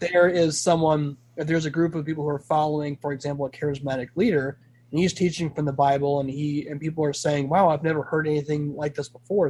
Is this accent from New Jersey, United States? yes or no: no; Arizona, United States; also born or lived in California; I'm originally from California. And but California by origin, uh, Arizona by choice. I've lived in Arizona pretty much my entire life